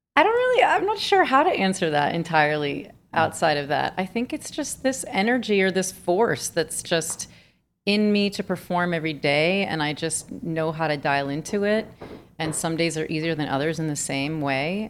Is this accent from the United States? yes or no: yes; Miami, Florida, United States; moved away; I'm from Miami